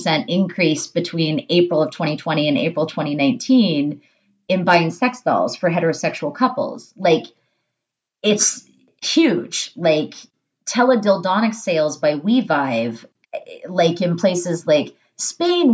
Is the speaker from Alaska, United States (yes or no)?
yes; Alaska, United States; And I grew up in Alaska out in the middle of nowhere